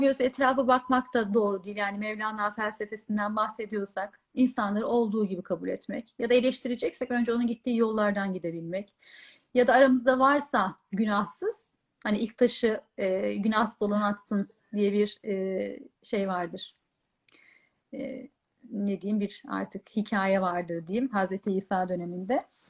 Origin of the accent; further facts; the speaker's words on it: Bolu, Bolu Province, Turkey; moved away as an adult; also born or lived in Istanbul; ben e, doğma büyüme Bolulu'yum. Yaklaşık 18 yılım Bolu'da geçti